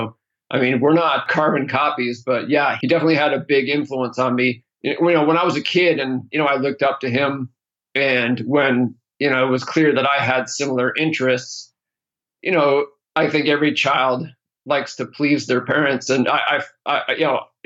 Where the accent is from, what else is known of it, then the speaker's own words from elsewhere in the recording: East Coast, United States; moved away as an adult; now in California, United States; I grew up in the East Coast, but moved to California in 1995, a couple years out of college